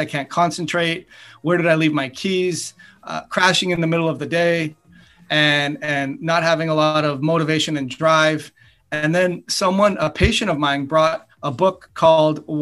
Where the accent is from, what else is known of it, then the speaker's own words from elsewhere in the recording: Canada; moved away as an adult; also born or lived in United States; I grew up in Canada